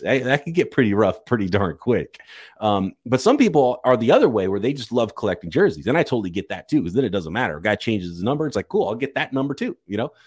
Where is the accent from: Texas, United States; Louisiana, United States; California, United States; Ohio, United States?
California, United States; Visalia; Visalia Oaks, my hometown.